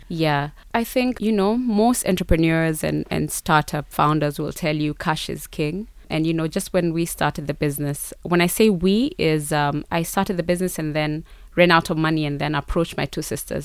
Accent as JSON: {"language": "English", "region": "Rift Valley", "country": "Kenya", "also_born_or_lived": "South Africa", "said": "I'm from the Rift Valley specifically, but even as a Kenyan"}